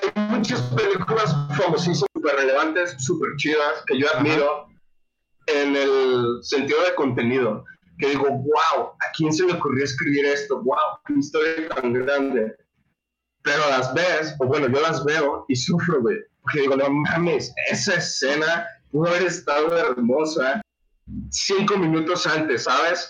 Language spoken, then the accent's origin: Spanish; Mexico; somos mexicanos